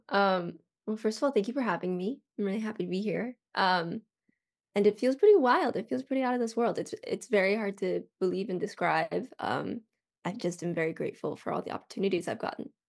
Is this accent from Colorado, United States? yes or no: yes; Colorado, United States; now in Los Angeles, United States; I'm from Colorado